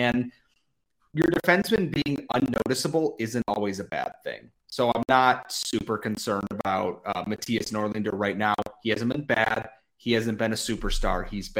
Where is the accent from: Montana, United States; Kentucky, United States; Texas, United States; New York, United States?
New York, United States; Rochester; being from Rochester